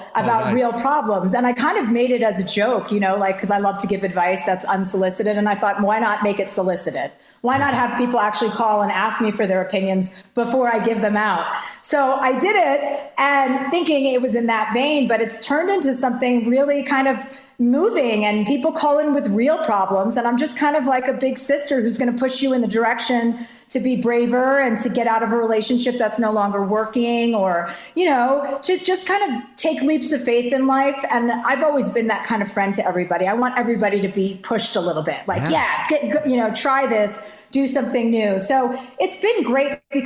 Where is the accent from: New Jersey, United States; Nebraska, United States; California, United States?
New Jersey, United States; I'm from New Jersey